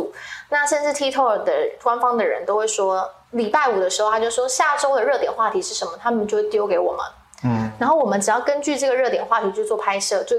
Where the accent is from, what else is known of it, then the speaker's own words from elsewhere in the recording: Kaohsiung, Taiwan; accent: Taiwanese-accented Mandarin; moved away as an adult; now in Taipei, Taiwan; 我因为我是高雄人，我十八岁上来台北的时候，我一开口，全部的人会傻眼，因为我讲话台湾国语。